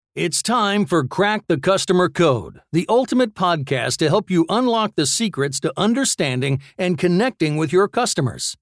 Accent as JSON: {"language": "English", "region": "Florida", "country": "United States", "said": "I'm from Florida"}